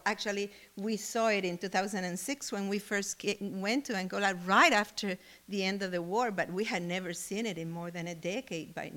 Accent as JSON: {"language": "English", "country": "Cuba", "moved": "yes", "said": "I come from Cuba"}